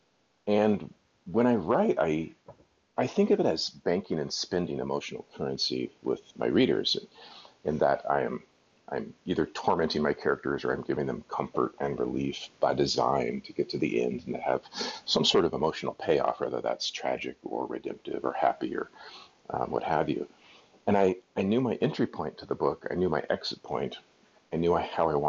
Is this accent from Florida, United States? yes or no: no; Seattle, Washington, United States; now in Montana, United States; I'm from Seattle